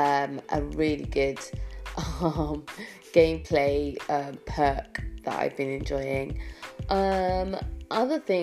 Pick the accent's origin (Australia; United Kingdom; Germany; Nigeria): United Kingdom; As a British person